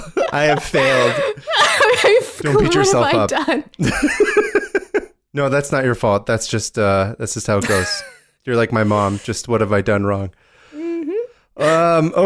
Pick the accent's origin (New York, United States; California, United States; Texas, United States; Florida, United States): California, United States; Berkeley; Berkeley, all of it.